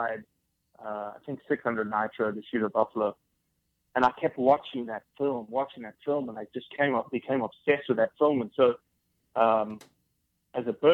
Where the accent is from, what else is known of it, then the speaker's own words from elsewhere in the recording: South Africa; now in United States; born and raised in South Africa